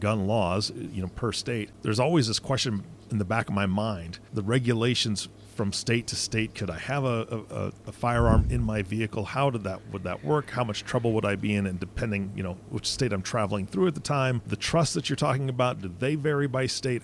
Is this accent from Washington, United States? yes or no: yes; Washington, United States; now in Nebraska, United States; I, I currently reside in Nebraska. I'm from Washington State